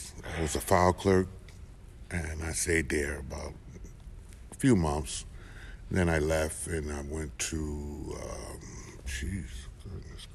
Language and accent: English; Newark, New Jersey, United States; I was born in Newark, New Jersey. I was raised there